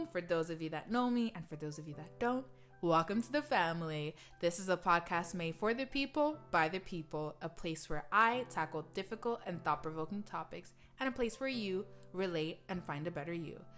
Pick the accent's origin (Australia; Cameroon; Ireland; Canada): Cameroon; I'm from Cameroon.